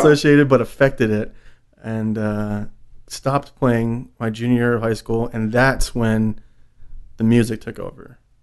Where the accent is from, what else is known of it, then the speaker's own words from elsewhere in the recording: New York, United States; growing up in New York